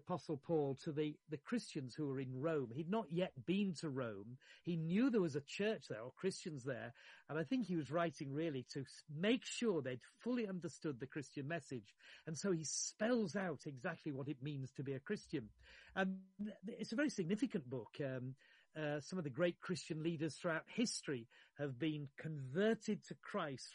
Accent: Yorkshire and the Humber, United Kingdom; I grew up in Yorkshire

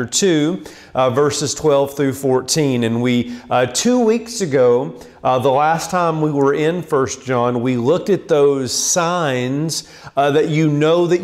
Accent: Land Between the Lakes area, Tennessee, United States; I grew up in the Land Between the Lakes area in Tennessee

